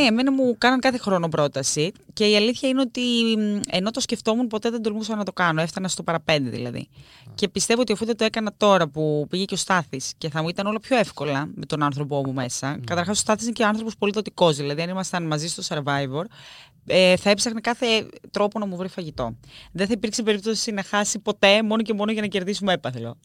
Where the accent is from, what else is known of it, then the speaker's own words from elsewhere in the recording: Greece; όσοι είμαστε και παιδιά τη επαρχία, έχουμε τέτοια βιώματα. Εγώ θυμάμαι μικρή να πηγαίνω στο χωριό μου